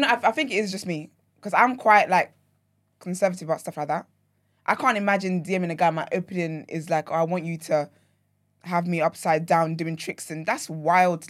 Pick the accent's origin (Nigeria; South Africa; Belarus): Nigeria; now in United Kingdom; when I lived in Nigeria